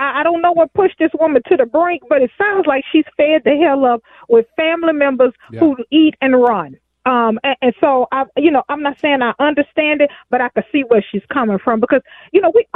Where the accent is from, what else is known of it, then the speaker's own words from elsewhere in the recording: Houston, Texas, United States; moved away as an adult; also born or lived in Twin Cities, Minnesota; I grew up in Houston